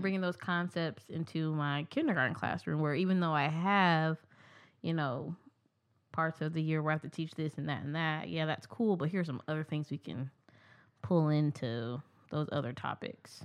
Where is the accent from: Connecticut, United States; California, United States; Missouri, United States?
Missouri, United States; Kansas City; also born or lived in Columbia, Missouri; I'm from Kansas City, Missouri